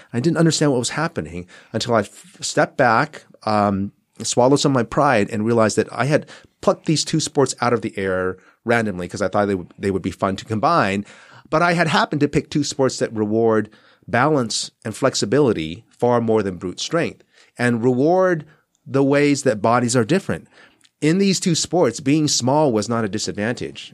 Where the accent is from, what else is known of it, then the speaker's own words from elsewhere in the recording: Southern California, United States; also born or lived in Taiwan; I spent my childhood here in California, Southern California, went back east for s, uh, boarding school and, and, uh, college, and came back for law school and never left